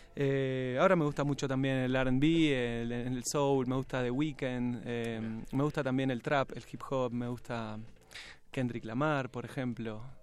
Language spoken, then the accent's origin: Spanish; Salto, Buenos Aires Province, Argentina; moved away as an adult; now in Buenos Aires, Argentina; Yo vivo en, Buenos Aires, pero soy de Salto. Nací en Salto y vivo en Buenos Aires hace como 17 años